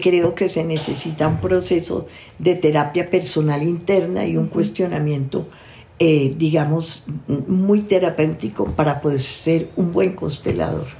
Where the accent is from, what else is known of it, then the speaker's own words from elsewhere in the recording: Tolima, Colombia; soy tolimense, enraizada con santanderiano y paisa